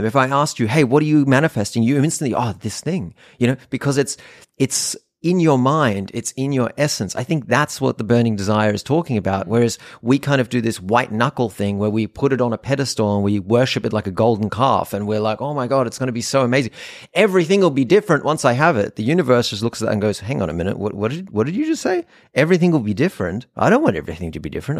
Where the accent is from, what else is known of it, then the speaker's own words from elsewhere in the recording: North Rhine-Westphalia, Germany; moved away; I grew up in Germany in a random little town in Nordrhein-Westfalen